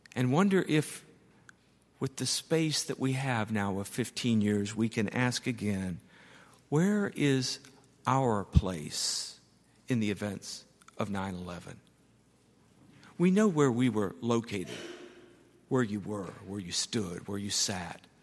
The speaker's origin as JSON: {"language": "English", "country": "United States", "said": "I'm an American"}